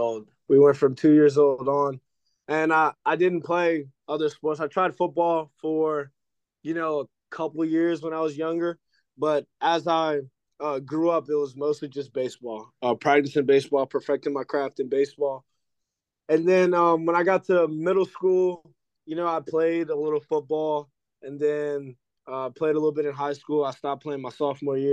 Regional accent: New Orleans, Louisiana, United States; I'm from New Orleans. I'm from the 504.

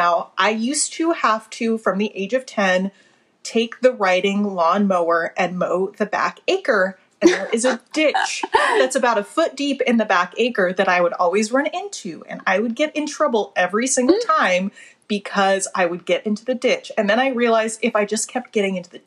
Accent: Colorado, United States; growing up in Colorado

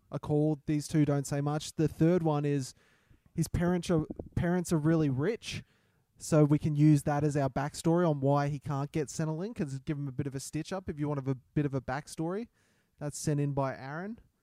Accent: Australia; I'm the Australian Kevin Hart

